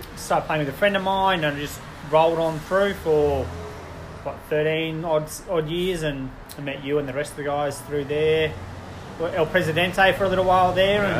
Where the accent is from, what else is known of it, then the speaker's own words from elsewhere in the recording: Canberra, Australian Capital Territory, Australia; growing up in Canberra, like through the 80s